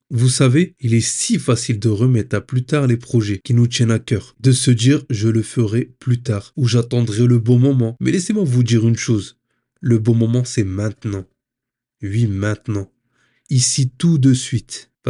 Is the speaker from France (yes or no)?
yes; Hauts-de-France, France; now in Île-de-France, France; Je suis originaire du Nord-Pas-de-Calais j'ai quitté la région pour la région parisienne.